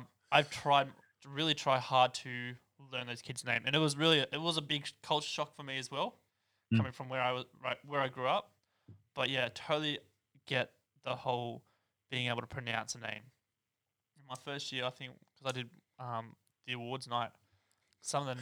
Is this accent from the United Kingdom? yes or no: no; Newcastle, New South Wales, Australia; also born or lived in Sydney; So I grew up in Newcastle Hunter Valley, in Australia